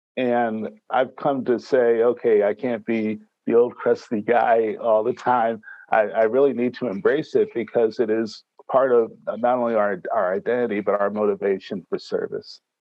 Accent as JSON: {"language": "English", "region": "New York", "country": "United States", "also_born_or_lived": "Miami / Detroit / San Jose / Washington, D.C.", "moved": "yes", "lives_now": "Northern California, United States", "said": "I'm a New Yorker"}